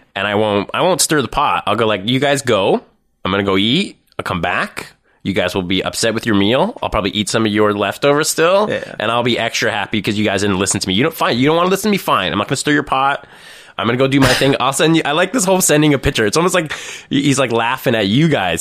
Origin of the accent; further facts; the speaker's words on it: Thornhill, Ontario, Canada; also born or lived in North York; I was raised in Thornhill